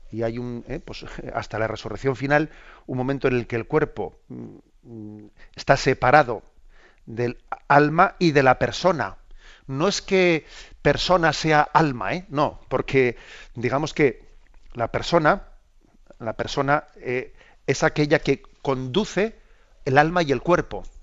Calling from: Pontevedra, Galicia, Spain; Hola, buenos días, Monseñor … de Pontevedra.

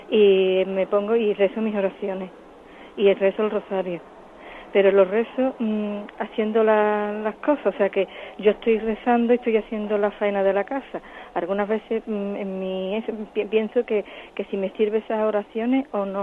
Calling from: Murcia, Region of Murcia, Spain; de Murcia.

